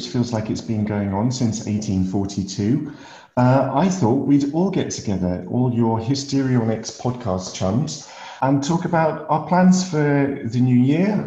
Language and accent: English; Lake District, North West England, United Kingdom; as a kid growing up in the Lake District, climbing hills